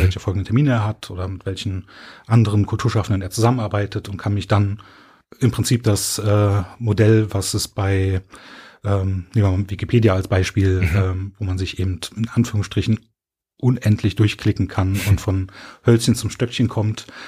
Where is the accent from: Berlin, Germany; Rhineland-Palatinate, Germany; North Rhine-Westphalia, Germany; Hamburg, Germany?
Berlin, Germany; moved away as an adult; now in Cologne, Germany; Ich bin ähm, von Berlin nach Köln gezogen